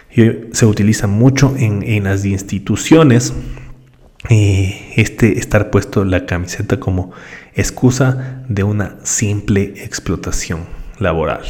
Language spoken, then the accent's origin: Spanish; Ecuador; Yo soy del Ecuador